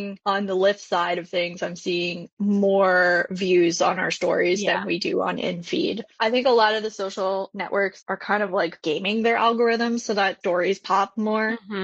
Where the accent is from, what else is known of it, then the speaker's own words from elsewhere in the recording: Toronto, Ontario, Canada; moved away; I'm actually Canadian. I grew up in Toronto, Canada, and went to design school